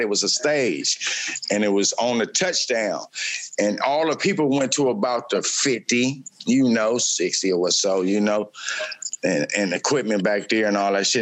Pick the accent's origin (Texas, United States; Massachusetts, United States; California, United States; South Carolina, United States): California, United States; Oakland; fiftieth in uh, Vicksburg. That's where I grew up